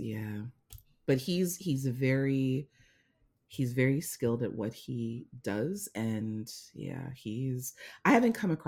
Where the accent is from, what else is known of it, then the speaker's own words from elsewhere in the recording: Jamaica; as a Jamaican woman